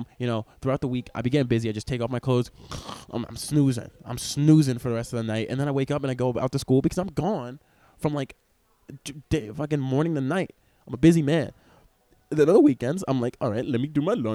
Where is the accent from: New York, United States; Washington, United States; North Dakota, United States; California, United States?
New York, United States; Stony Brook; I grew up in Stony Brook, a privileged white neighborhood.